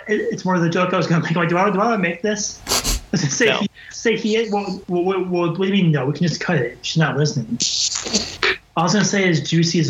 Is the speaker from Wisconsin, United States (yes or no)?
yes; Wisconsin, United States; We're all from Wisconsin, people.